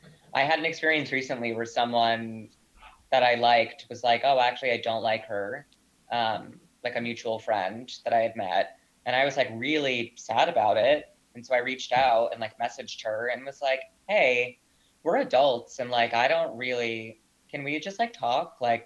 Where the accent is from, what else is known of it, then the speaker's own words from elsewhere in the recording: Northeast, United States; I mean, I'm Italian American from the Northeast and grew up in a very conflict heavy family.